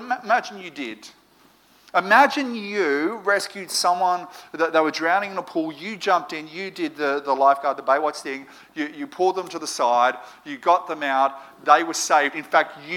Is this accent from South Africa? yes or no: no; Moree, New South Wales, Australia; now in Sydney, Australia; growing up in Moree